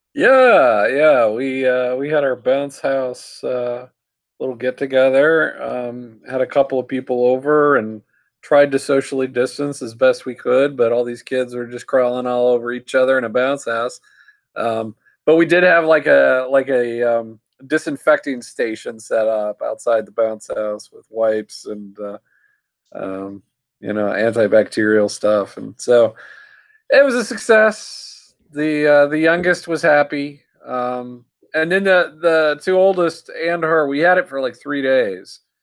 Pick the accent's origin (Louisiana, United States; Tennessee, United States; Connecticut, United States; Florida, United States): Louisiana, United States; New Orleans; I'm from New Orleans.